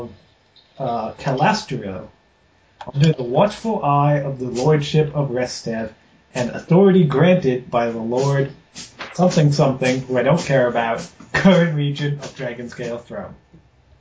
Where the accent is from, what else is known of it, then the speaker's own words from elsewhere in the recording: Rhode Island, United States; now in Washington, United States; I am originally from Rhode Island and moved out to Washington State